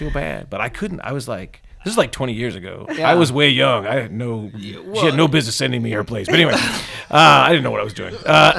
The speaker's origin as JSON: {"language": "English", "town": "Atlanta", "region": "Georgia", "country": "United States", "said": "I mean, I'm from Atlanta, you know, where we did all this fancy stuff. And we were just so good."}